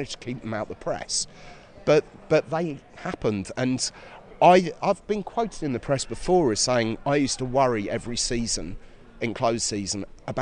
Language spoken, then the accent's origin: English; Carpenters Park, East of England, United Kingdom; I grew up in Carpenters Park